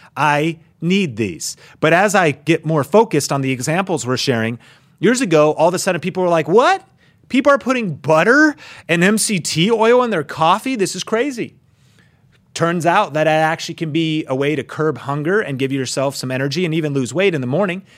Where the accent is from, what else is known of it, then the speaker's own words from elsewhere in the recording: Seattle, Washington, United States; I grew up in the Northwest, so skateboarding and snowboarding was my thing